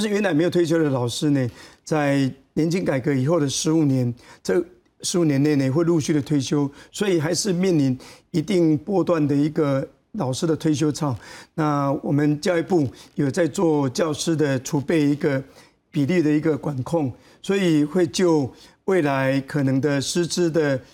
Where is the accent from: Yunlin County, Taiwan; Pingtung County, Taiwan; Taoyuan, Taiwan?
Yunlin County, Taiwan; moved away as an adult; also born or lived in Chiayi / Taipei; 我在嘉义师专毕业以后，如果是没办法回到自己的故乡去任教的话，比如说我是到台北，那我，我的故乡在云林，那我就，我的故乡在云林，我就，我的故乡在云林，我就是云林的， 哎，台北的流浪老师，因为我的故乡在云林